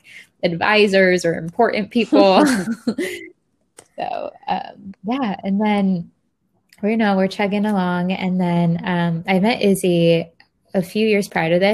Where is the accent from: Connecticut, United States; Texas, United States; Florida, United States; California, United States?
Florida, United States; moved away; I went back to my hometown, Florida